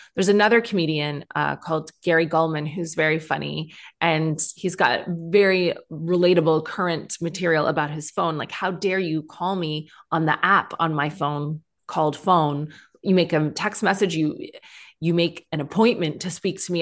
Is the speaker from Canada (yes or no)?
yes; Canada; moved away as an adult; also born or lived in Ireland (ancestry); now in United Kingdom; when you are, uh, Celtic skinned like me, but grew up in Canada